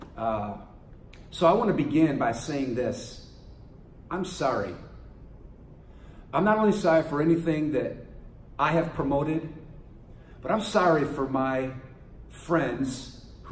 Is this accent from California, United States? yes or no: yes; San Francisco, California, United States; I was born in San Francisco, right off Haight Park, on the corner of Haight and Ashbury